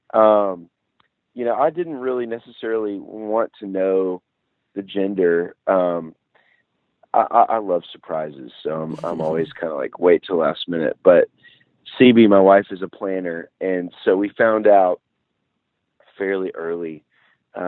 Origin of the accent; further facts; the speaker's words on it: Nashville, Tennessee, United States; I grew up in Nashville, Music City, so it was very much a part of our family.